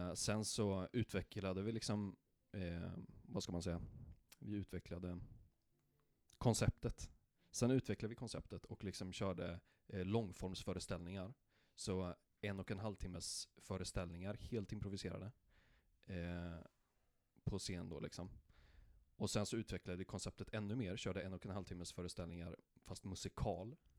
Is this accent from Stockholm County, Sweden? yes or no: no; Karlstad, Värmland, Sweden; jag är från Karlstad